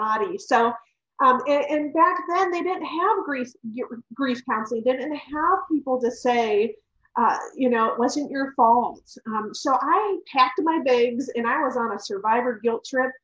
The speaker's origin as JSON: {"language": "English", "region": "Ohio", "country": "United States", "tie": "born or raised there", "said": "I was actually born and raised in Ohio"}